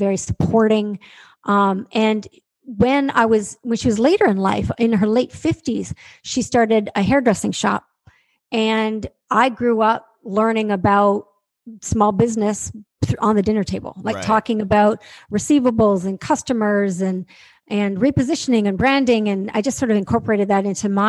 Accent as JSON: {"language": "English", "country": "Canada", "said": "I'm from Canada. So I'm sitting in my office in Toronto speaking to you right now."}